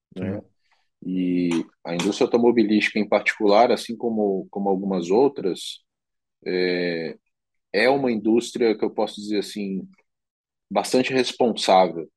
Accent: Brazil; como um bom brasileiro

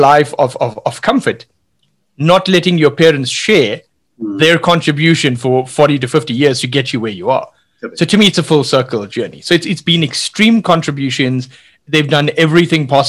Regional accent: South Africa; we grew up with what in South Africa we call spinach, the old Indian triangle spinach that grew along the beach

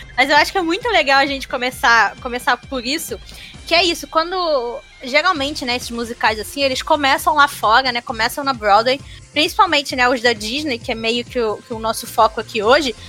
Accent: Rio de Janeiro, Brazil; eu e a Gabi somos do Rio

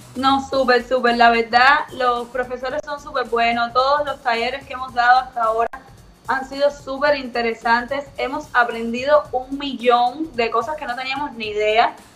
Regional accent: Havana, Cuba; ahora estoy viviendo en Novedad, pero soy de Alamar

